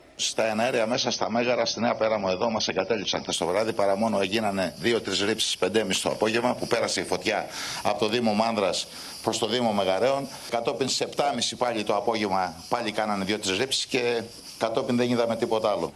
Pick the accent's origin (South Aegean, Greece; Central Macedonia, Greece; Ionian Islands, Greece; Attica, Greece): South Aegean, Greece; Rhodes; για το μέρο μου, για το χωριό μου